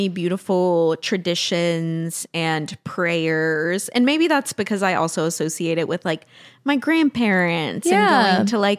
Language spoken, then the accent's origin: English; Tennessee, United States; deconstructing that I had to do what came from my peers growing up in Tennessee.